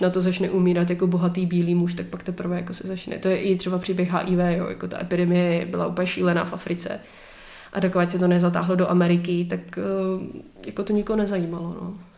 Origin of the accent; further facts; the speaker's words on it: Czechia; my jako Češi